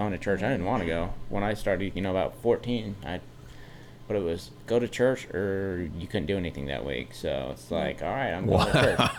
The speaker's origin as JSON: {"language": "English", "region": "Utah", "country": "United States", "tie": "born or raised there", "said": "we grew up in Utah County where it was, you know, at the time, you know, I was young, it was at least 75% Mormon."}